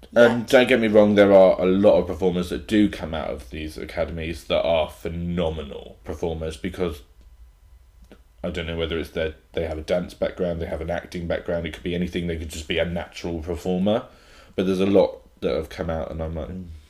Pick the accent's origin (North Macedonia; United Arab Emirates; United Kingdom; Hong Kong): United Kingdom; Hereford, West Midlands; I grew up in Hereford, so hmm, it's a very small town